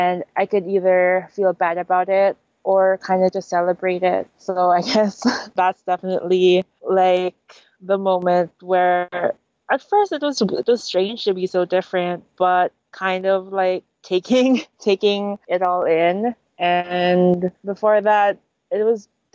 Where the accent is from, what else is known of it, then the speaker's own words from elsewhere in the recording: Philippines; also born or lived in Manila, Philippines; I'm Filipino with a bit of Chinese, but I went to a Chinese school growing up